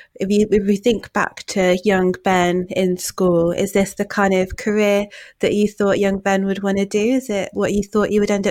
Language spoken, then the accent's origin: English; Manchester, North West England, United Kingdom; now in Nottingham, United Kingdom; I'm originally from Manchester